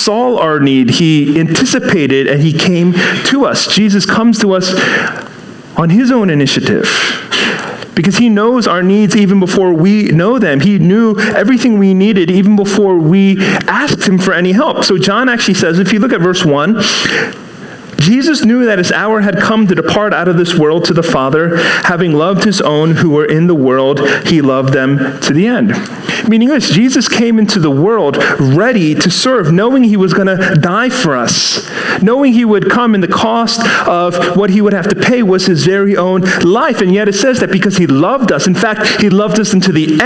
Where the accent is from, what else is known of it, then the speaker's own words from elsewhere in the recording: Seattle, Washington, United States; now in East Coast, United States; I grew up in Seattle. And then, you know, moved here to the East Coast